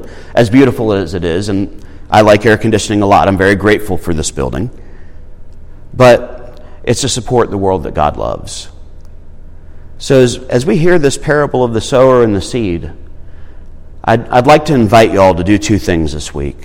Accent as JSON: {"language": "English", "town": "Irmo", "region": "South Carolina", "country": "United States", "said": "I came from Irmo"}